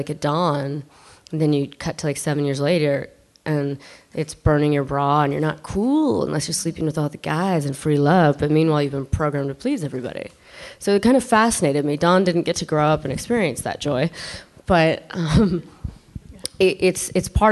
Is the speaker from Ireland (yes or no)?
yes; Ireland; I'm Irish